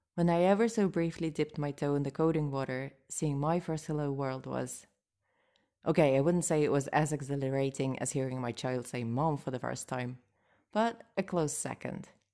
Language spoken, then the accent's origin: English; Moscow, Russia; English is a second language; I grew up in Moscow